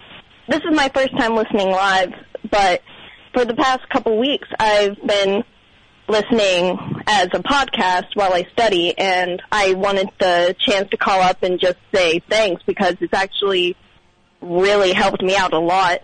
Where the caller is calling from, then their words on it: Sugarcreek, Ohio, United States; from Sugar Creek, Ohio.